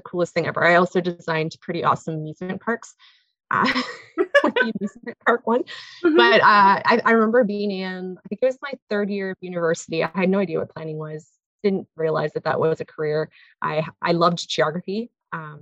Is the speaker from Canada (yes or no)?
yes; North Bay, Ontario, Canada; also born or lived in Kirkland Lake / Muskoka / Kingston; now in Callander, Canada; I am born and raised in North Bay.